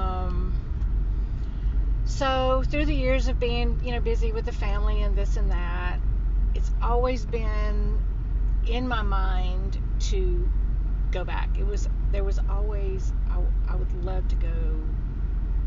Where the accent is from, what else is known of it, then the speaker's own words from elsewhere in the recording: West Monroe, Louisiana, United States; I'm from West Monroe, Louisiana